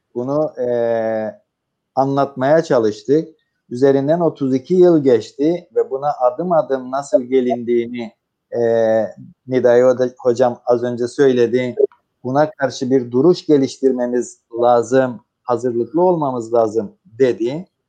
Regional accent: Cyprus; biz Kıbrıslılar olarak

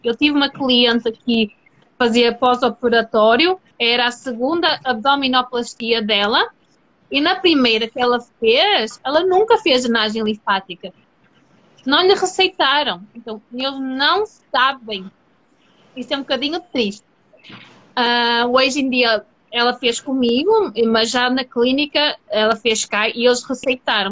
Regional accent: Portugal; eu sou portuguesa

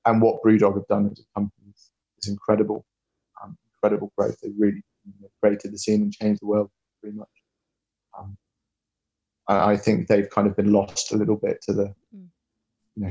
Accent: Plymouth, South West England, United Kingdom; I'm from Plymouth

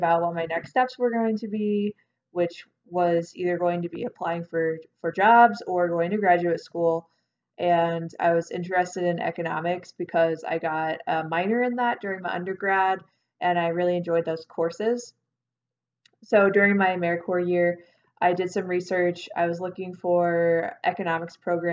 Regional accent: Stewardson, Illinois, United States; also born or lived in Carbondale, Illinois / Avondale, Arizona; So I'm originally from Illinois. I'm from a teeny tiny town called Stewartson

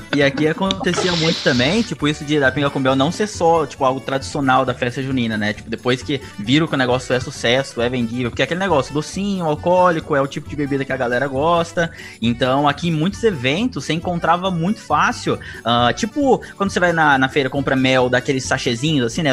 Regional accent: Mococa, São Paulo, Brazil; eu sou de Mococa, já aí já é mais interior interiorzão

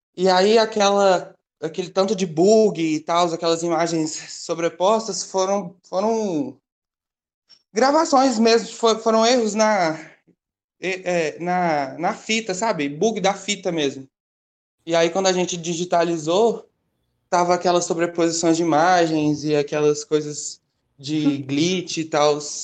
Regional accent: Belo Horizonte, Minas Gerais, Brazil; eu moro em Belo Horizonte, então eu sou uma bicha preta mineira, e aí eu vivi a minha vida toda

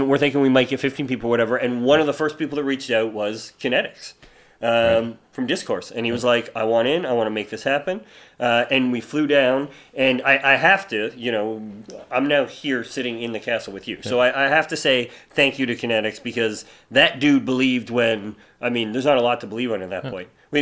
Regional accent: Canada; I'm Canadian

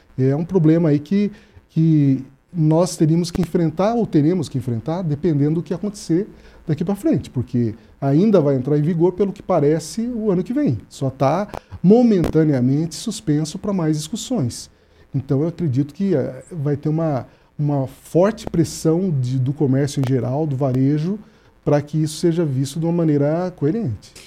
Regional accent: São Paulo, Brazil; now in Paraná, Brazil; eu que sou do estado de São Paulo

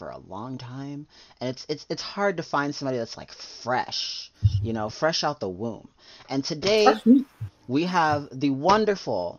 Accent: Florida, United States; growing up in Florida

